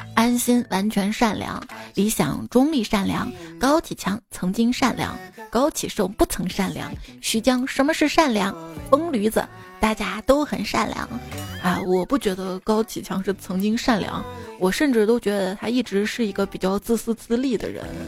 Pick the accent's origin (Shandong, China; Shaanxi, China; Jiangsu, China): Shaanxi, China; Xi'an; 我是西安出生、西安长大的